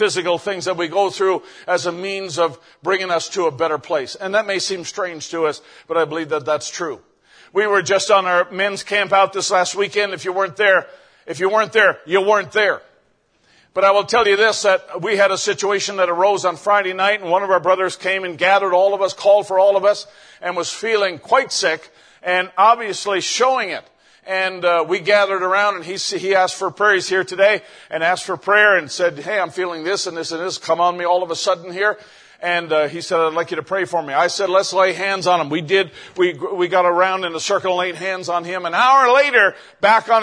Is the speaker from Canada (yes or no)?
yes; Canada; I was out in another town in my province in Canada and came back to my hometown